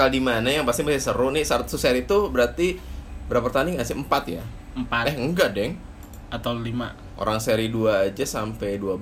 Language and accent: Indonesian; Bandung, West Java, Indonesia; Karena kami orang Bandung.